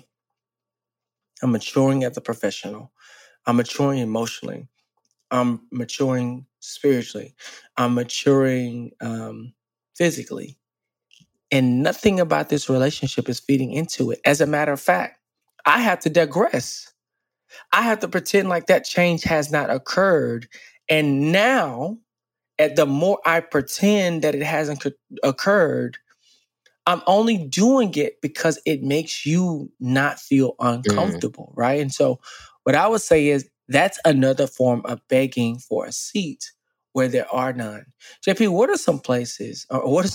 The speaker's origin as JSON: {"language": "English", "town": "Dallas", "region": "Texas", "country": "United States", "tie": "born or raised there", "moved": "as an adult", "said": "I grew up in Dallas, born and raised"}